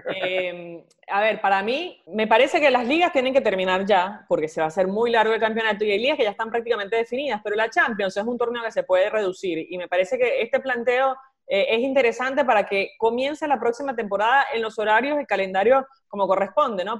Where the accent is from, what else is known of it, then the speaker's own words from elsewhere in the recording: Venezuela; now in Argentina; somos cuatro venezolanos